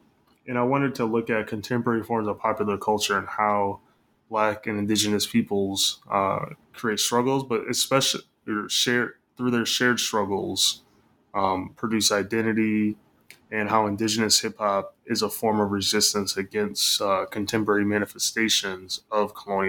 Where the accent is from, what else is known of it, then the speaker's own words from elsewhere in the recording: Michigan, United States; I'm from Michigan. So grew up in the Midwest, went to school in the Midwest